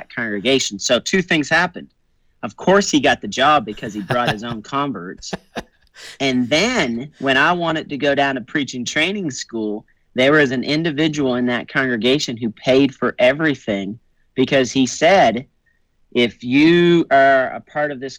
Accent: Nova Scotia, Canada; now in Castle Rock, United States; I'm originally from Nova Scotia, Canada

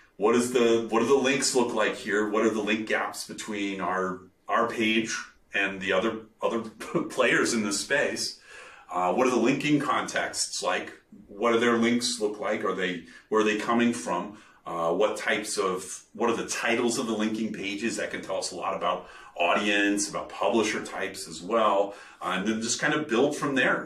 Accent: Kentucky, United States; I'm from Kentucky

